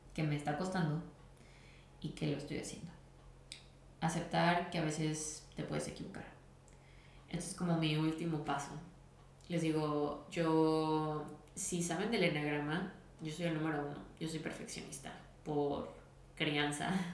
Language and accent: Spanish; Guadalajara, Jalisco, Mexico; soy de Guadalajara